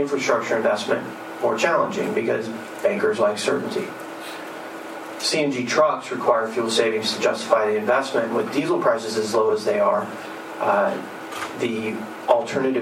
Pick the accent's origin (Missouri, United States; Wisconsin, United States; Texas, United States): Texas, United States; moved away; also born or lived in Houston; I used to live and work in Houston in a high-rise office building downtown, and I grew up in Texas